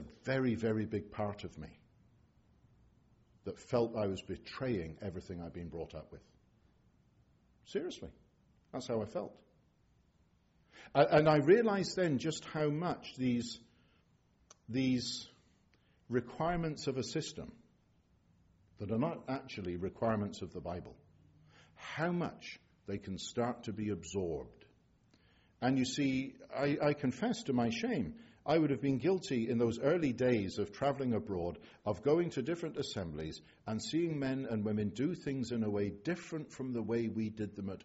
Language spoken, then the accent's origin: English; England, United Kingdom; I'm an Englishman